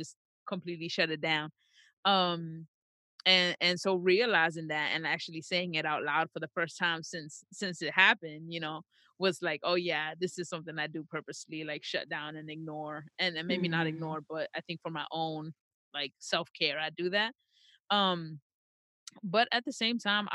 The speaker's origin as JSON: {"language": "English", "region": "New York", "country": "United States", "tie": "born or raised there", "said": "I was born and raised in New York"}